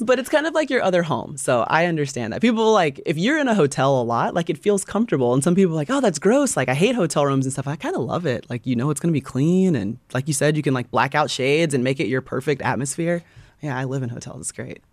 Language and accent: English; Atlanta, Georgia, United States; I grew up in Atlanta area